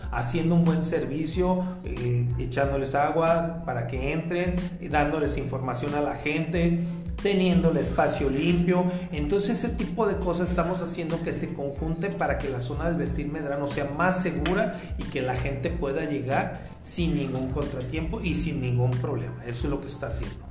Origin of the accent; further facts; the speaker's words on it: Guadalajara, Jalisco, Mexico; nosotros como tapatíos